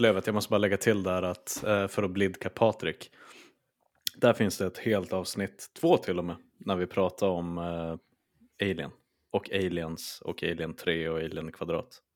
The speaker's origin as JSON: {"language": "Swedish", "town": "Skellefteå", "region": "Västerbotten County", "country": "Sweden", "said": "jag är från Skellefteå"}